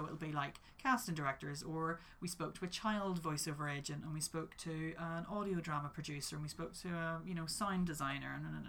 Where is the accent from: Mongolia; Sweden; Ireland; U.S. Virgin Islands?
Ireland; and I'm very Irish at heart, because I'm Irish. So, like, we just love an old yarn